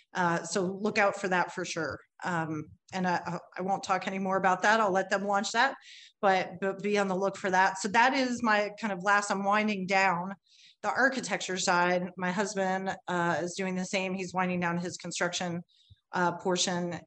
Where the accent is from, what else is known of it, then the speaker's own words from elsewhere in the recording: Cincinnati, Ohio, United States; now in Kentucky, United States; I'm originally from Cincinnati. I was born in Cincinnati.